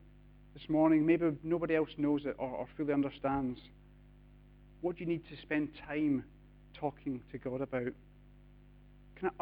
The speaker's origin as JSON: {"language": "English", "country": "United Kingdom", "said": "We're British"}